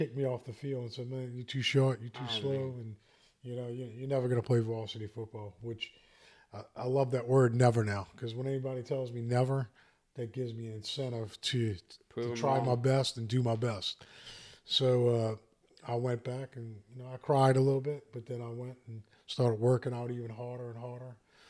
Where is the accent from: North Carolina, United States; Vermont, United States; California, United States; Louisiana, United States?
Louisiana, United States; Arabi; I grew up in Araby, Louisiana, which was a great neighborhood. Had lots of friends, lots of people my age.